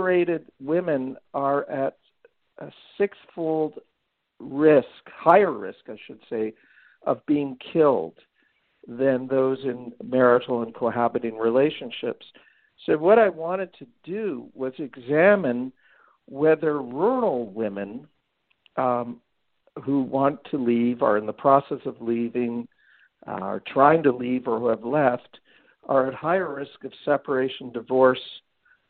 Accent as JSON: {"language": "English", "town": "Ottawa", "region": "Ontario", "country": "Canada", "moved": "as an adult", "lives_now": "Athens, United States", "said": "I'm Canadian, and I moved from Ottawa, Ontario"}